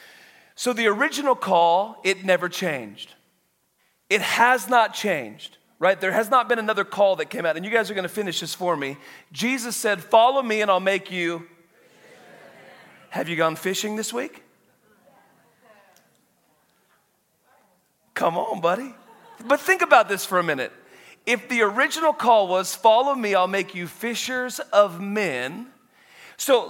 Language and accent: English; Woodland, Washington, United States; I was born in Woodland, Washington, like just right, like 5.5 hours away. Grew up on a dairy farm